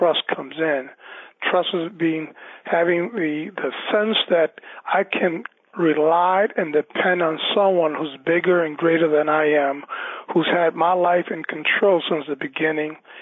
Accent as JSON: {"language": "English", "town": "New York City", "region": "New York", "country": "United States", "tie": "born or raised there", "said": "I was born and raised in New York City on the Lower East Side"}